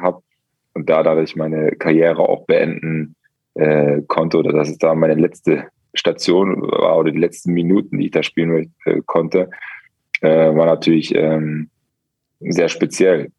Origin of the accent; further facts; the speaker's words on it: Germany; und dann bist du als Deutscher